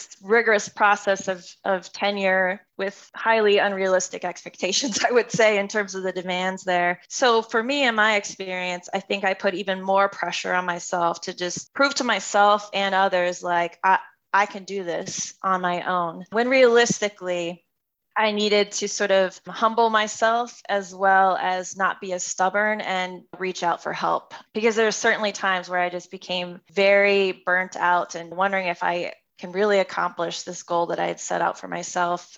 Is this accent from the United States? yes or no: yes; East Coast, United States; moved away as an adult; now in West Coast, United States; I'm from the East Coast, moving all the way to the West Coast